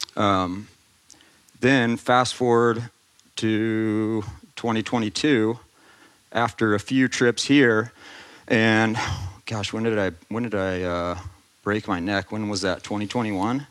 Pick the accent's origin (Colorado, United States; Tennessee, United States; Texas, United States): Texas, United States; Austin; moved away as an adult; also born or lived in California; I grew up in Austin